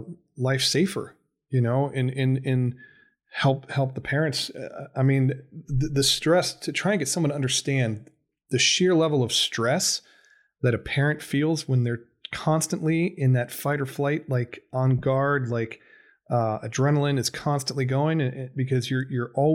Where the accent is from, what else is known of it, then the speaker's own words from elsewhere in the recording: Ohio, United States; I'm from Ohio